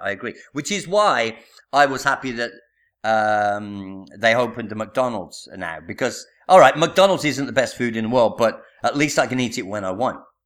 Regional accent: Birmingham, West Midlands, United Kingdom; moved away as an adult; now in Italy; I'm from Birmingham

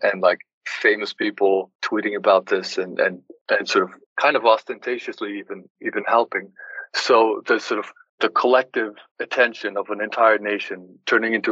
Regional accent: İzmir, Turkey; my hometown in Izmir

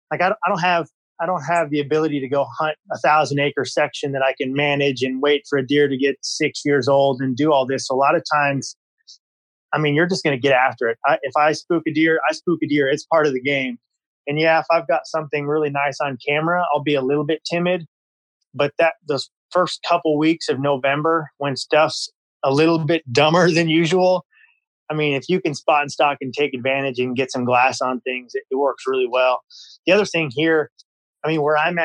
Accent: Iowa, United States; So I grew up in Iowa. I was born and raised here.

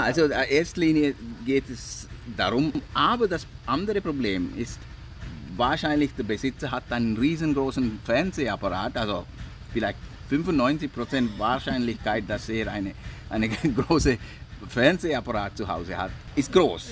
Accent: Sri Lanka; German is a second language; also born or lived in England; now in Switzerland; ich bin hier aufgewachsen, mm, Schule besucht und ich bin immer noch ziemlich ein Sri Lanker

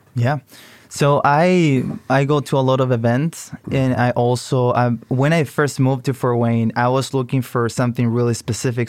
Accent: Chile; moved away as an adult; now in United States; I come from Chile, so I came to study business to the U S.

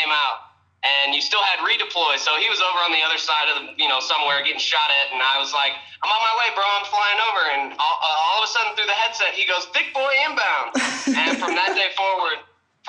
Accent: St. Louis, Missouri, United States; moved away as an adult; now in Texas, United States; I'm from, born and raised, St. Louis, Missouri. Lived there up until about a year ago when I moved to Texas

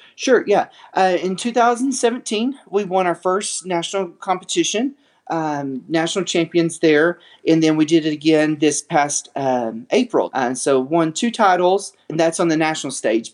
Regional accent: West Texas, United States; grew up in West Texas

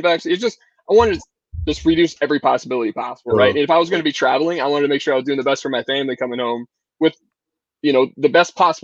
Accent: Kansas City, United States; now in Arizona, United States; I'm born in Kansas City

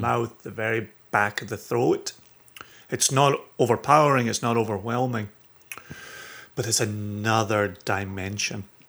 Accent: Scotland, United Kingdom; moved away; I'm, I'm Scottish, I live in, lived in the U K, raised in the U K

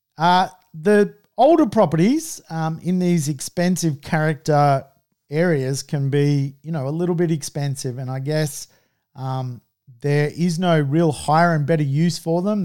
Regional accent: Sydney, New South Wales, Australia; I'm from Sydney

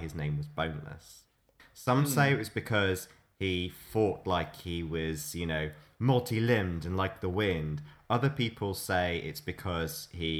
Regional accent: Redditch, West Midlands, United Kingdom; also born or lived in Evesham; just a stone's throw from where I grew up in Redditch. It's like 5 miles from Redditch.

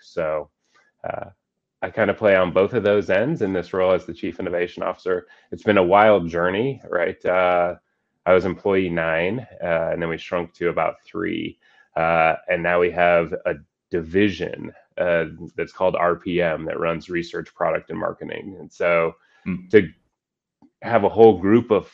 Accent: Colorado, United States; also born or lived in Boston; I was born and raised in Colorado

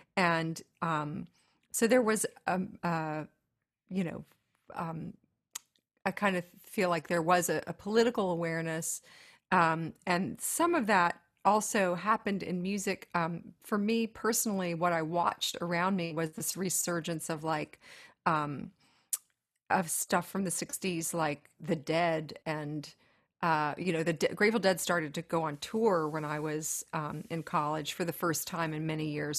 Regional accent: Tennessee, United States; growing up in Tennessee

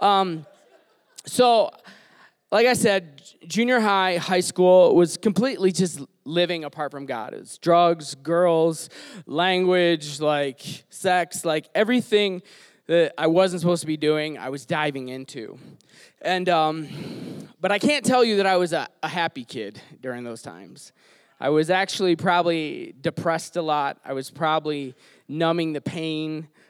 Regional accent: Detroit, Michigan, United States; So I grew up in Detroit. I'm from Michigan. I grew up on 8 Mile

